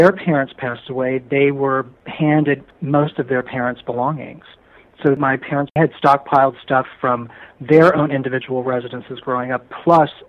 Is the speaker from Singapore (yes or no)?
no; Philadelphia, Pennsylvania, United States; now in Los Angeles, United States; I grew up in Philadelphia, in the suburbs of Philadelphia